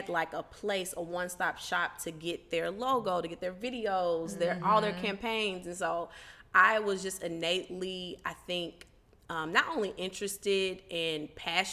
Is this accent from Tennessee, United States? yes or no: yes; Memphis, Tennessee, United States; moved away as an adult; also born or lived in New York; now in Chicago, United States; I'm from Memphis, Tennessee